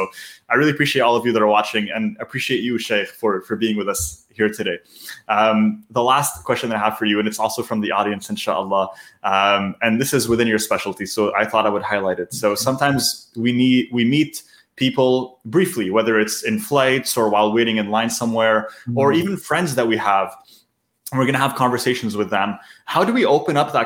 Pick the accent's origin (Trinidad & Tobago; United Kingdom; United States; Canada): Canada; I'm born and raised in Canada